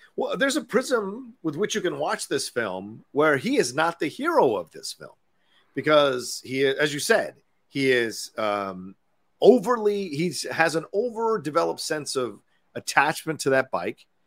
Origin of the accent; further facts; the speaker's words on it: Dale City, Virginia, United States; in Dale City, where I grew up in Virginia